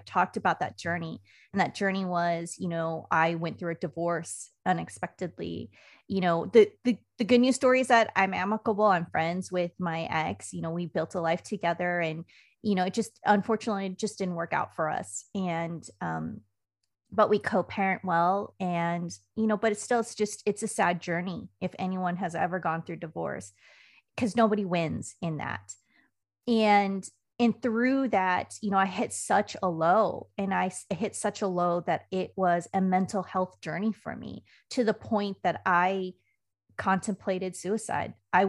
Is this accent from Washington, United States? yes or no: yes; Puyallup, Washington, United States; I grew up in the great state of Washington. I'm from Puyallup, Washington, which is outside of Joint Base Lewis-McChord. And that's a rainy state.